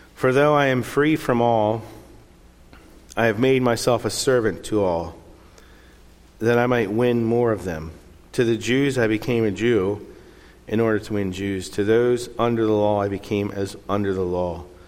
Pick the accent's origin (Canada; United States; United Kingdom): United States; Lancaster County, Pennsylvania; moved away as an adult; also born or lived in Chile; now in San Jose, Costa Rica; where I grew up in Lancaster County, a lot of people believe in God